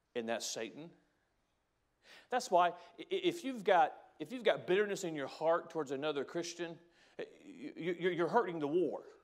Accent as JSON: {"language": "English", "country": "United States", "said": "I'm an American, because I'm proud to be an American"}